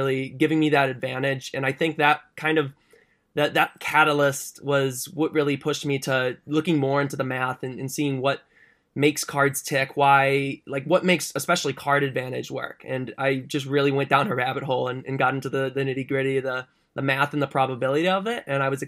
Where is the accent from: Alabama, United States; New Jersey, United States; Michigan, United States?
Michigan, United States; Detroit; So I'm from the Detroit area. So I'm over in Michigan